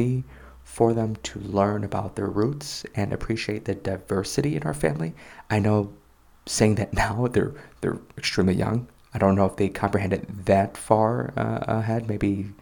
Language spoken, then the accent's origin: English; Chicago, Illinois, United States; moved away as an adult; now in South Korea; I'm American, I'm from Chicago